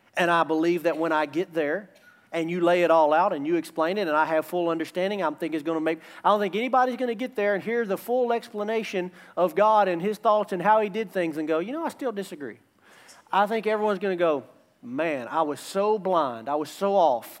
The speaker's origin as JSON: {"language": "English", "country": "United States"}